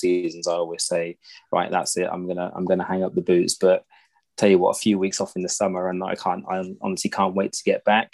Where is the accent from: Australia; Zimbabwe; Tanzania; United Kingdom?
United Kingdom; Reading, South East England; I grew up in Reading.